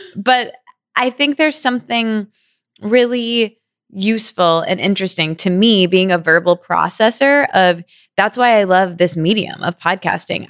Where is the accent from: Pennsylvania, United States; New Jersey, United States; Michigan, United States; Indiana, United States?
Michigan, United States; East Lansing; I grew up in a small college town called East Lansing, in Michigan